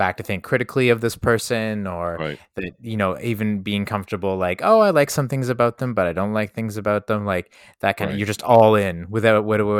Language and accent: English; Canada; I'm Canadian, right? We're trying to be like humble.